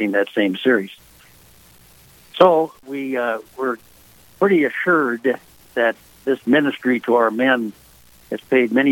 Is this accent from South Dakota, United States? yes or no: yes; Sioux Falls, South Dakota, United States; One of my claims to fame is that I'm a North Ender, which down here means that I was born and raised right in the north end of Sioux Falls